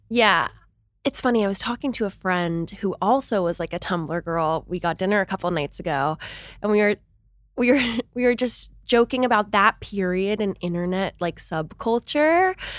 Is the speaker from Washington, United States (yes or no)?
yes; Seattle, Washington, United States; I'm from Seattle, Washington, but I kind of came from this sheltered bubble there